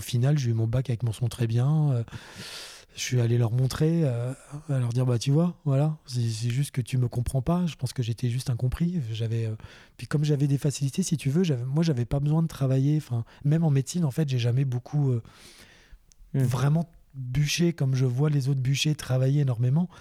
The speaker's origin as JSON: {"language": "French", "town": "Boulogne-Billancourt", "region": "Île-de-France", "country": "France", "tie": "born or raised there", "also_born_or_lived": "Eure-et-Loir", "moved": "yes", "said": "j'avais 5 ans, euh, je vivais à Paris, j'étais à Boulogne"}